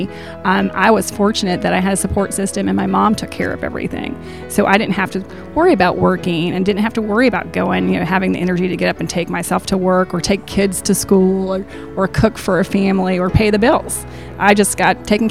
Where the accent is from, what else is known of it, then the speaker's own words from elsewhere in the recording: the Shoals area, Alabama, United States; I am from the Shoals area